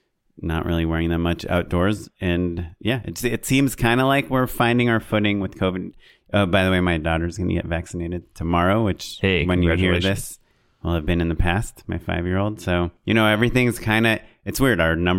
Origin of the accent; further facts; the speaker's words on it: Orange County, California, United States; I'm from Orange County